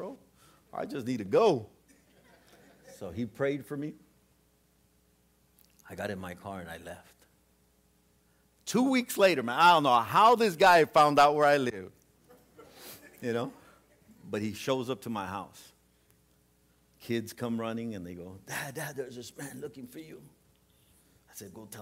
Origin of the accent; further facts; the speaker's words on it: Southern California, United States; I was from Southern California